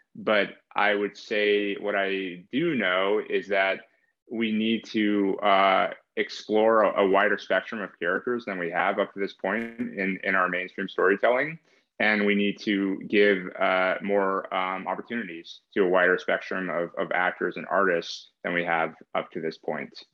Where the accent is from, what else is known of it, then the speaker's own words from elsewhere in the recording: East Bay, San Francisco Bay Area, California, United States; Like Kaz and I grew up in the Bay Area